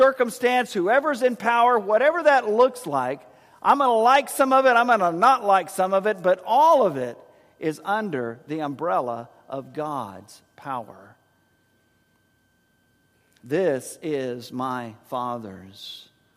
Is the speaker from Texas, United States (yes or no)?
yes; San Antonio, Texas, United States; In our house growing up in San Antonio